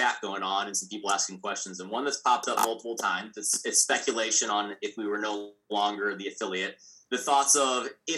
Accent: Missouri, United States; I'm from Missouri.

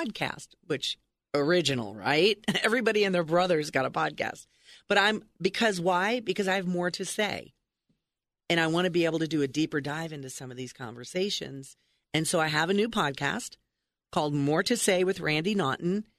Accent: New York, United States; moved away; I'm from New York.

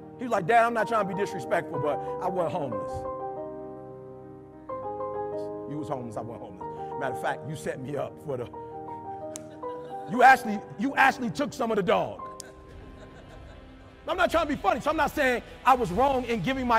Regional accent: Detroit, Michigan, United States; I'm from Detroit

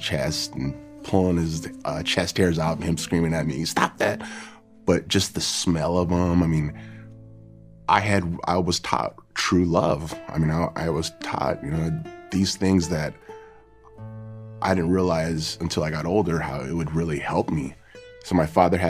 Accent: Huntington Beach, California, United States; from Huntington Beach, California

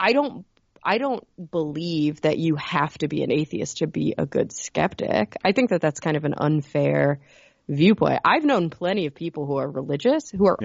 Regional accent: Texas, United States; we're from Texas

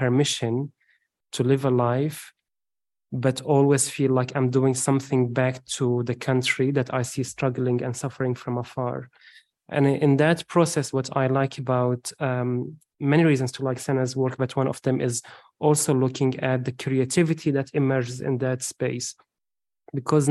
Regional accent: Homs, Homs Governorate, Syria; moved away as an adult; I'm Syrian from Homs, which is the third largest city in Syria after Damascus and Aleppo.

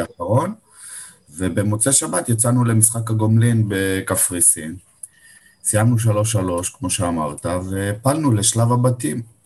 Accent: Beersheba, Southern District, Israel; now in Givolim, Israel; אני באר שבעי במקור, גדלתי בבאר שבע, גרתי בעיר עד

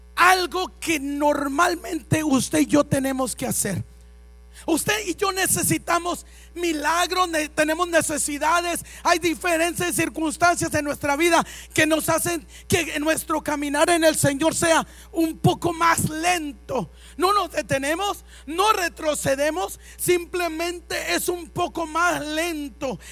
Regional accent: Mexico

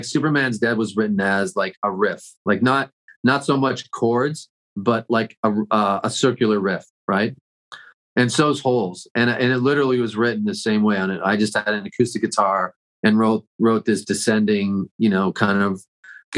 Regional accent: Toronto, Ontario, Canada; I grew up in Toronto, so I rode the subways a lot.

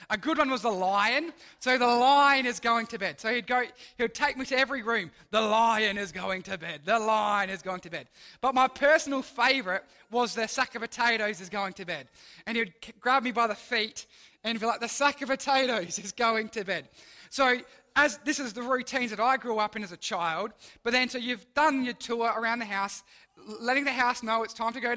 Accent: Mount Barker, South Australia, Australia; now in Port Lincoln, Australia; I grew up in the Adelaide Hills, so I grew up in the town of Mount Barker

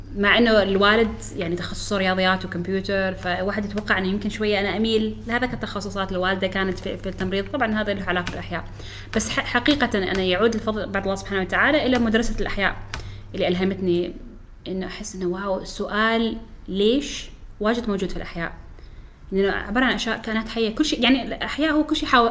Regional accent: Oman; احنا فريقنا عماني كامل

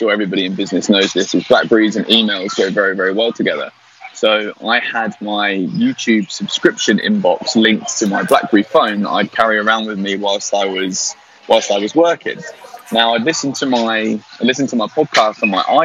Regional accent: Newbury, South East England, United Kingdom; I'm from Newbury

